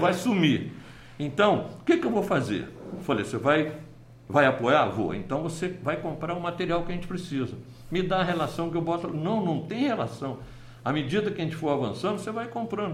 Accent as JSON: {"language": "Portuguese", "town": "Nova Iguaçu", "region": "Rio de Janeiro", "country": "Brazil", "said": "nós somos iguaçuanos."}